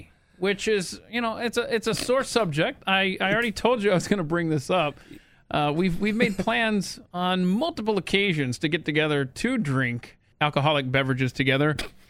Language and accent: English; the South, United States; I'm from the South, man. Those boroughs meant nothing to me until I lived up there